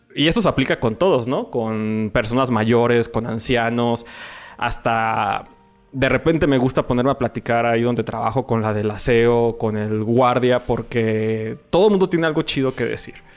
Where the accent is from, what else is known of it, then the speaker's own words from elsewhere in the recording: León, Guanajuato, Mexico; nací aquí en la ciudad de, de León, Guanajuato, en, medio de una familia